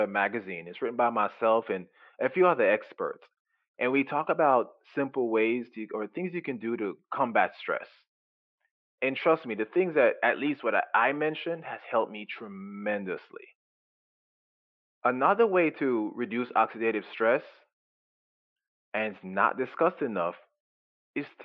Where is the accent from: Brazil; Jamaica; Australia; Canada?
Jamaica; now in United States; I was raised in Jamaica and everything we do is organic